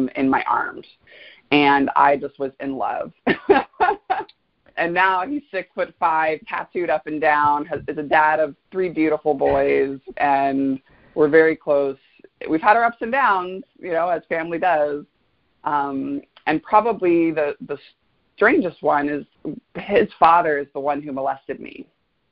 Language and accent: English; Fort Lauderdale, Florida, United States; also born or lived in Gainesville, Florida; I grew up in South Florida. I'm a native South Floridian, a very rare breed. I was born in Fort Lauderdale.